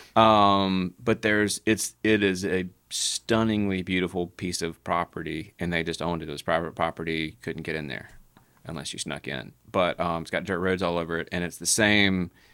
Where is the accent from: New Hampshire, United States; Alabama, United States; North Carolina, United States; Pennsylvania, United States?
Alabama, United States; Childersburg; I'm from Childersburg, like down down Highway 280 from Birmingham